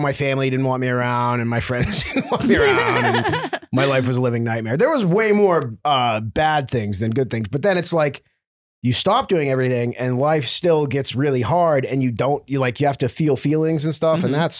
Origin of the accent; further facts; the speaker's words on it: New England, United States; I was raised Catholic. I was raised Catholic in New England.